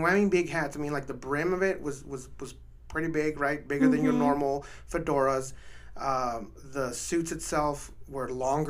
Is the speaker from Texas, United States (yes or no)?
yes; El Paso, Texas, United States; That's my hometown.